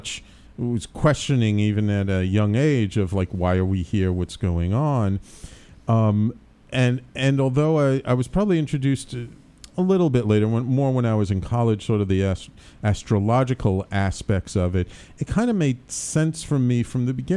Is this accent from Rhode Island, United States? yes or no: no; New York City, New York, United States; also born or lived in Manhattan; I grew up born in Manhattan. I grew up in the Bronx